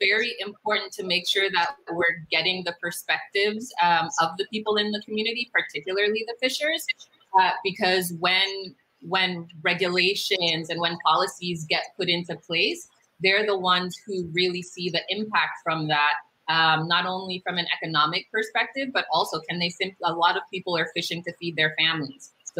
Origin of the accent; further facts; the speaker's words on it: U.S. Virgin Islands; Originally, I'm from the Virgin Islands.